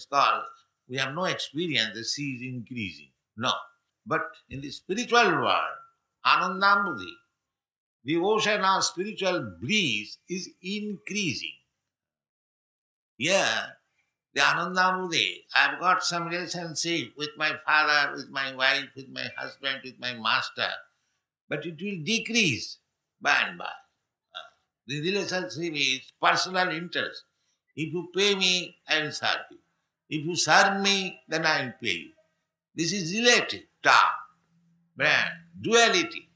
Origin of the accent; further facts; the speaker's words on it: India; I am poor Indian.